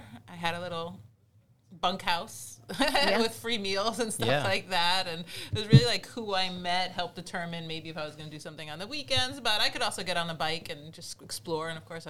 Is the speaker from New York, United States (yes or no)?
no; New Jersey, United States; now in San Diego, United States; I grew up in New Jersey, right over the George Washington Bridge.